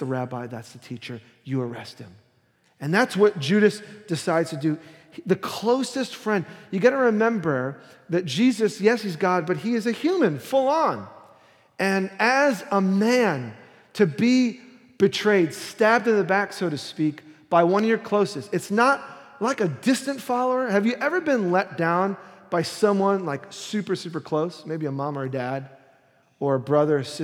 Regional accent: New York City, New York, United States; moved away; I was born and raised in Brooklyn

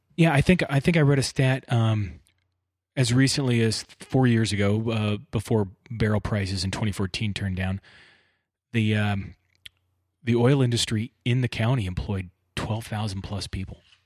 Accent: Bakersfield, California, United States; I grew up in Bakersfield.

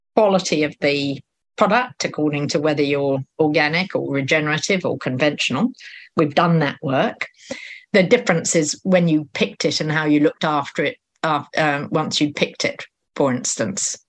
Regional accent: United Kingdom; now in New Zealand; I'm British

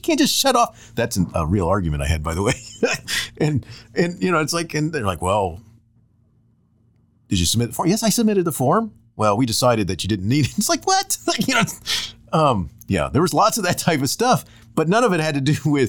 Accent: Florida, United States; I grew up in Florida, and I went to high schools that didn't even have them

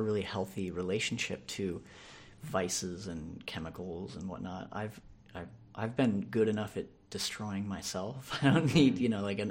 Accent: San Diego, California, United States; Grew up here in San Diego

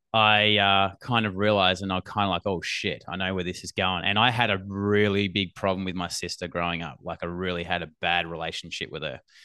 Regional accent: Australia; accent: Australian

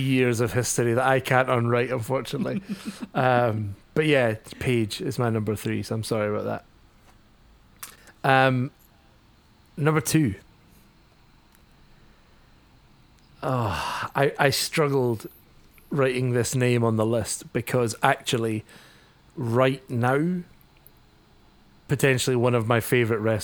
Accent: Scotland, United Kingdom; I am Scottish

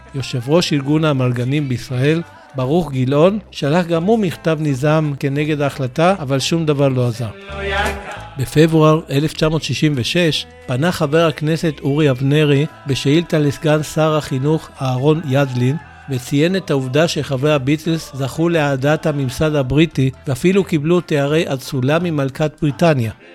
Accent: Israel

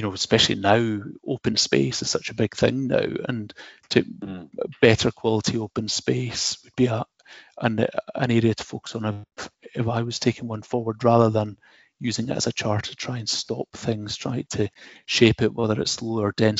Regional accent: Dundee, Scotland, United Kingdom; born or raised there; moved away

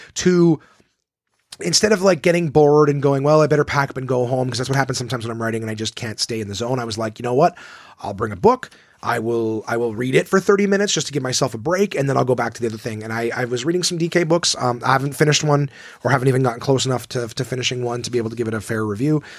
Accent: Ottawa, Ontario, Canada; my hometown club at Ottawa, Absolute Comedy

